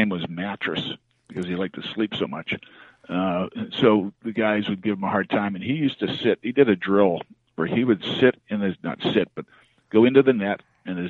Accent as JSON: {"language": "English", "region": "British Columbia", "country": "Canada", "tie": "born or raised there", "moved": "as an adult", "said": "I grew up in British Columbia"}